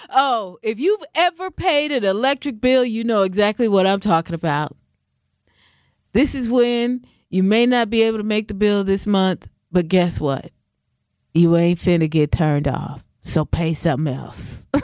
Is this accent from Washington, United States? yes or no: yes; Washington, United States; also born or lived in Southern California / Central California; now in Wisconsin, United States; I mean, I'm from Washington. I'm saying Washington State, not D.C. I lived in Southern California. I lived in Central California. I've lived here in Wisconsin.